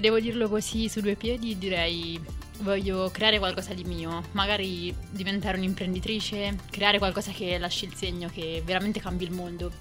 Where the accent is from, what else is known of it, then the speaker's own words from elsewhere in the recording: Perugia, Umbria, Italy; moved away as an adult; also born or lived in Milan; vivo da sempre a Perugia